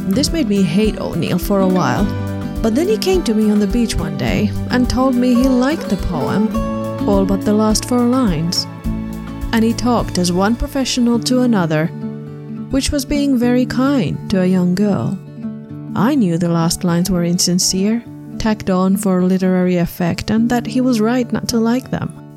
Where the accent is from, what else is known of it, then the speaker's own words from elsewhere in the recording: Finland; now in Germany; my home country